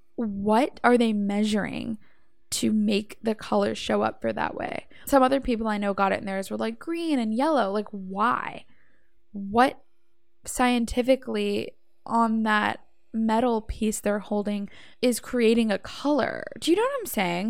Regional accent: Savannah, Georgia, United States; I'm from Savannah, Georgia

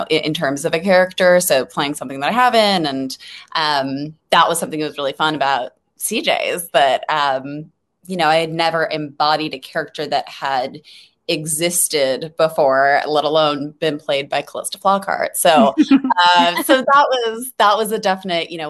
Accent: Los Angeles, California, United States; I'm from LA, actually. Born and raised in LA and Hollywood

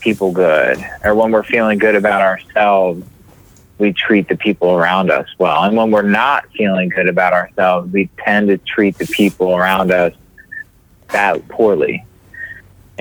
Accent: York, Pennsylvania, United States; moved away as an adult; now in Maryland, United States; I was born and raised in York, Pennsylvania

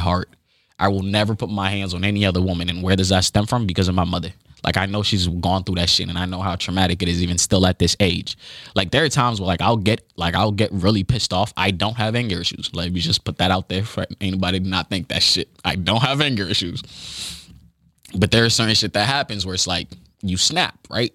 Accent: United States; when you are a kid growing up in the United States

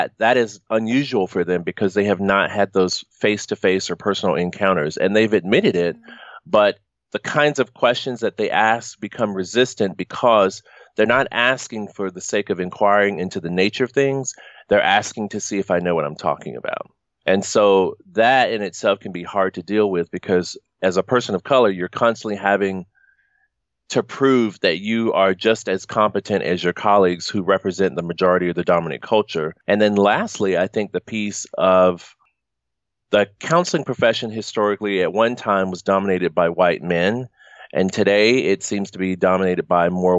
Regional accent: the South, United States; moved away; I'm from the South

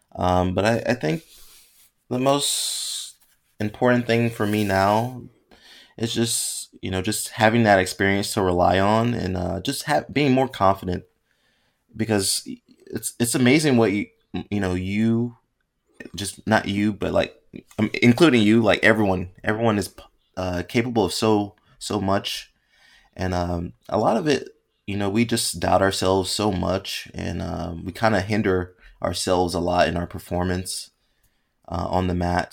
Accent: United States; growing up in America, you play, like, football, American football, play baseball and basketball

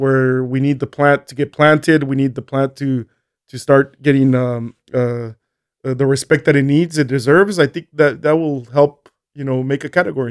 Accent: Colonia Juárez, Chihuahua, Mexico; moved away as an adult; also born or lived in El Paso, Texas, United States / Las Cruces, New Mexico, United States / Albuquerque, New Mexico, United States; born in El Paso, Texas. Um, studied, uh, did high school in, in, in, in Colonia Juarez.

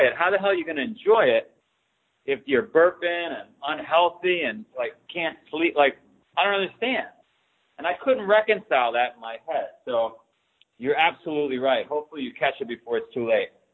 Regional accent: New York City, New York, United States; now in Boston, United States; I grew up in Queens, New York

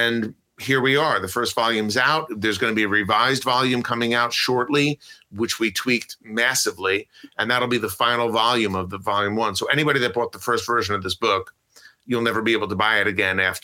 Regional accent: Closter, New Jersey, United States; also born or lived in Clifton, New Jersey / Texas / Denville, New Jersey; I was originally from Closter, New Jersey

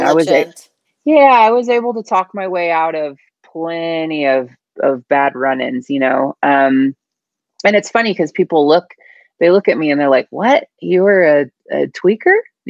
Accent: Northern California, United States; I grew up a tomboy in Northern California.

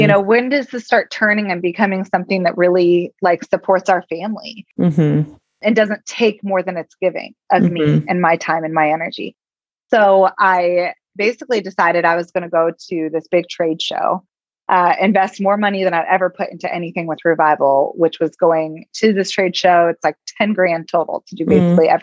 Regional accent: Indiana, United States; this little girl from Indiana

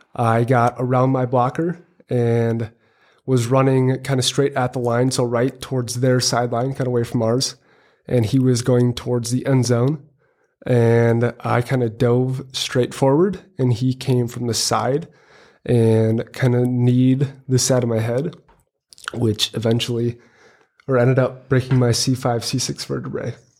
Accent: Hills, Minnesota, United States; I am from Hills, Minnesota

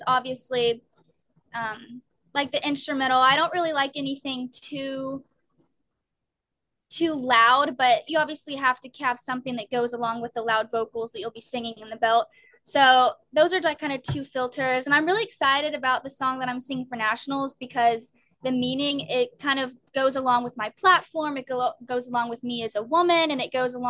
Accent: Germantown, Tennessee, United States; now in Maryland, United States; my hometown, which I'm from Germantown, Tennessee

